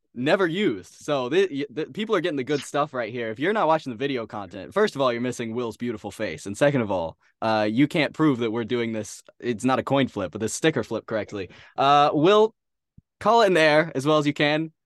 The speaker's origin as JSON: {"language": "English", "town": "San Antonio", "region": "Texas", "country": "United States", "said": "I am from San Antonio"}